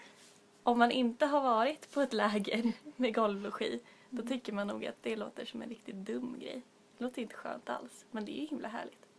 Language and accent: Swedish; Stockholm, Stockholm County, Sweden; vi är tre stockholmare här idag